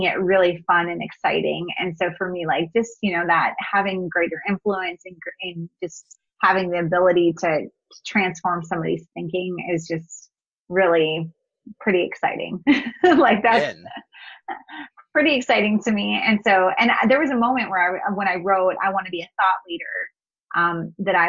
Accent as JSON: {"language": "English", "region": "North Dakota", "country": "United States", "tie": "born or raised there", "also_born_or_lived": "Missouri", "moved": "as an adult", "said": "I grew up in North Dakota. It's a small, you know, state"}